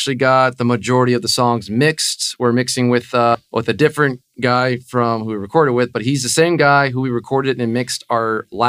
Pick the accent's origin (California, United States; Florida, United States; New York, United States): Florida, United States; Coral Springs; also born or lived in Fort Lauderdale; I live in Fort Lauderdale, but I grew up in Coral Springs, going to like to Taravella High School and stuff.